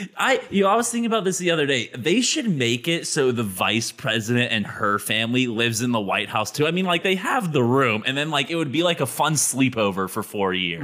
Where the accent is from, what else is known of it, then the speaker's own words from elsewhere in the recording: United States; As an American